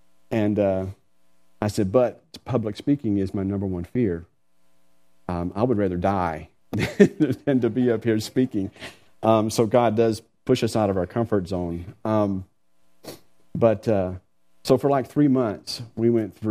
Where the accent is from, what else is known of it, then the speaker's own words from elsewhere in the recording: Georgia, United States; moved away as an adult; now in Taylor, Texas, United States; I'm from Georgia originally. I had family there